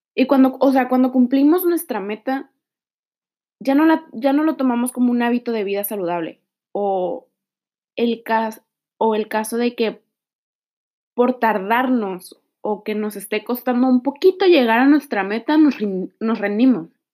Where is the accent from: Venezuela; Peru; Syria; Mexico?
Mexico; also born or lived in Tijuana; Soy mexicana, actualmente vivo en Tijuana